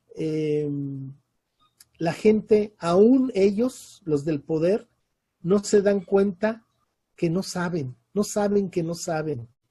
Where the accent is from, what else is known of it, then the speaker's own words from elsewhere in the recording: Mexico City, Mexico; moved away as an adult; also born or lived in Europe; now in Oaxaca, Mexico; Yo nací en la Ciudad de México, y pues, estudié en la UNAM y mi vida fue ahí en el sur de la ciudad